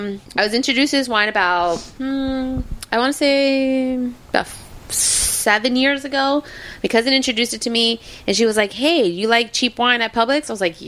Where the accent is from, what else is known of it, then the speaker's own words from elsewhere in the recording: Miami, Florida, United States; Like that though, right? It's because we're from Miami.